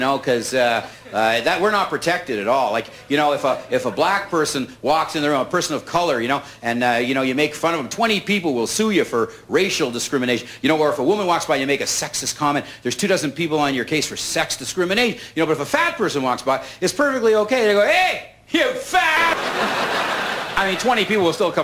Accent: New York City, New York, United States; I'm from New York City.

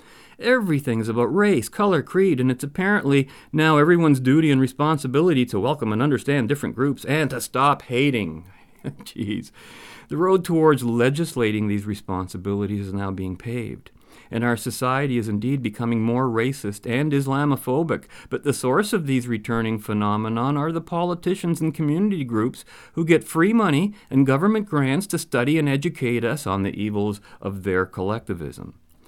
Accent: Canada; And being Canadian, let's not even bring up the French collective.

